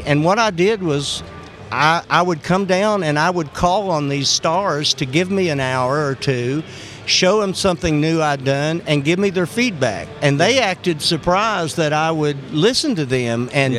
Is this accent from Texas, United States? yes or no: yes; Houston, Texas, United States; born there; also born or lived in West Virginia / Kentucky; I was born in Houston, Texas, but my dad was in the mining business.